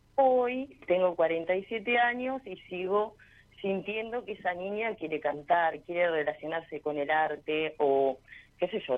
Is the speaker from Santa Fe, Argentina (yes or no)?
no; General Roca, Río Negro, Argentina; yo soy del Valle de General Roca, Río Negro.